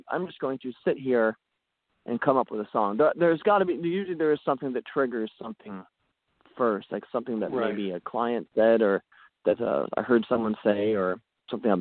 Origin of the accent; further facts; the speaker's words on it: Woodstock, Ontario, Canada; also born or lived in Ottawa; my hometown of Woodstock, Ontario